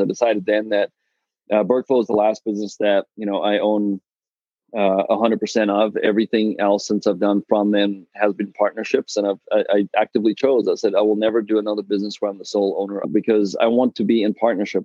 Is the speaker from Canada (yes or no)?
no; South Africa; now in Texas, United States; I'm, I'm originally from South Africa